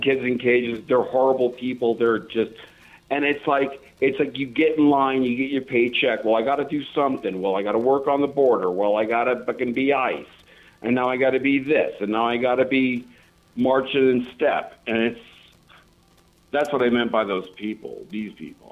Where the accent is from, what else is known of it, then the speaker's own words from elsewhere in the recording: Colorado, United States; moved away; also born or lived in New York; I grew up in Colorado with people that were knocking elks down